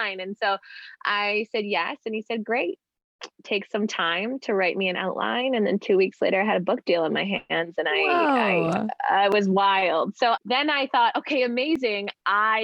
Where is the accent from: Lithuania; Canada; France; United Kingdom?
Canada; also born or lived in Vancouver; I'm Canadian and was living in Vancouver